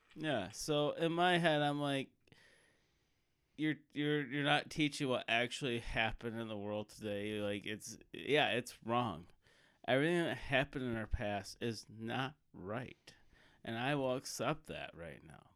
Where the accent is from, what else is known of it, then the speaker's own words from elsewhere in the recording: United States; as a American